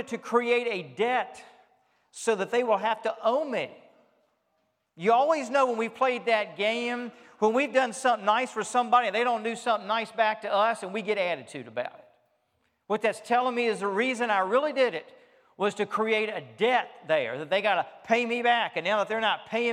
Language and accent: English; Richmond, Virginia, United States; I grew up in Richmond, Virginia. I am Southern by birth, and I grew up as a Southerner in the South.